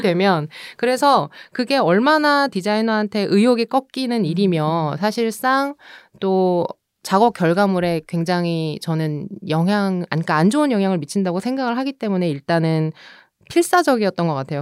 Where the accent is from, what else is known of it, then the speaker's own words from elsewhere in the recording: Seoul, South Korea; also born or lived in Busan; 제가 부산에서 태어나긴 했지만 100일 만에 서울에 와서